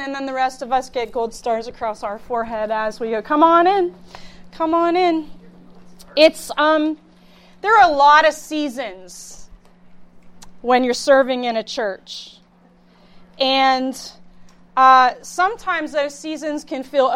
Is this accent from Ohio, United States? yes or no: yes; Youngstown, Ohio, United States; also born or lived in Pittsburgh; I hail from the Youngstown area.